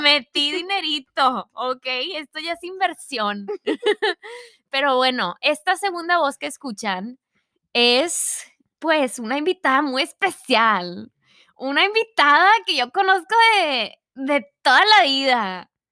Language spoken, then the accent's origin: Spanish; Mexico; first language Spanish; Yo soy mexicana